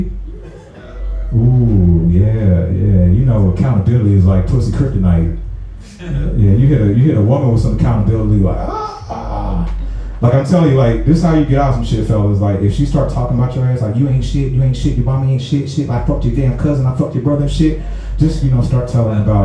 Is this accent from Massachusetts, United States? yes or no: no; St. Louis, Missouri, United States; moved away as an adult; now in Atlanta, United States; I'm from St. Louis